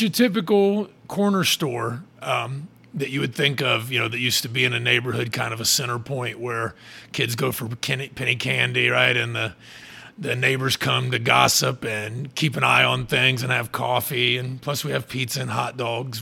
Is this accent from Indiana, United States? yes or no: yes; Fairmount, Indiana, United States; now in Muncie, United States; I'm from Fairmount, actually, which is a little tiny, tiny town, like 30 minutes from here